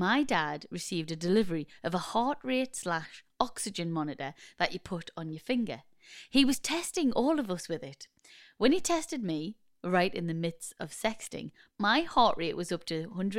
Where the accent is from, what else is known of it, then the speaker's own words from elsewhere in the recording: Newcastle, North East England, United Kingdom; We're from Newcastle, brilliant.